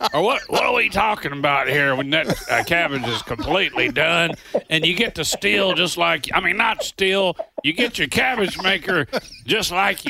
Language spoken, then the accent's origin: English; Kentucky, United States; As a boy who was born and raised in Kentucky